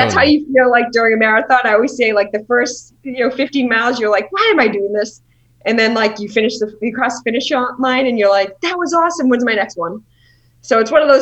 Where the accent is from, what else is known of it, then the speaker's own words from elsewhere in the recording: Boston, Massachusetts, United States; I'm from Boston